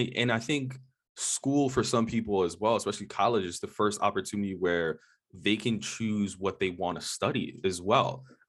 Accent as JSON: {"language": "English", "region": "New York", "country": "United States", "tie": "born or raised there", "also_born_or_lived": "Boston", "said": "growing up in the U.S., so I grew up in New York and I went to school in Boston."}